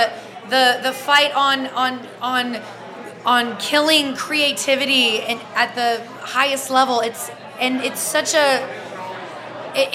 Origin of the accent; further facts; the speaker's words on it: Louisiana, United States; now in Los Angeles, United States; I'm from Louisiana originally. All my friends and family back home